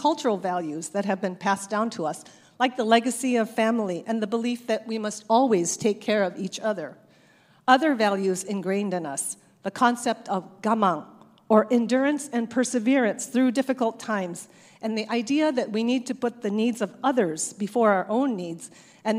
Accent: Torrance, California, United States; also born or lived in Japan; Our family moved to Torrance in 1973, where I attended Bertland Middle School and then West High, graduating in graduating in 1978

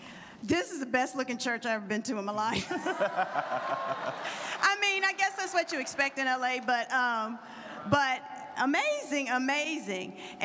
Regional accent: Atlanta, Georgia, United States; We're from Atlanta, Georgia

